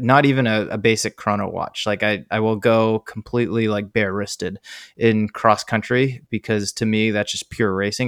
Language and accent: English; East Coast, United States; moved away as an adult; also born or lived in San Diego / Oregon; now in Bay Area, United States; my East Coast